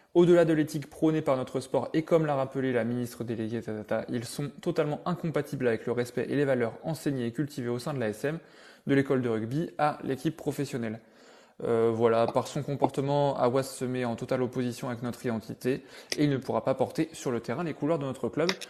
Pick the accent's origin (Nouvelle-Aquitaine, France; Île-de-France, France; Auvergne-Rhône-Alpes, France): Nouvelle-Aquitaine, France; Bressuire; Je suis de Bressuire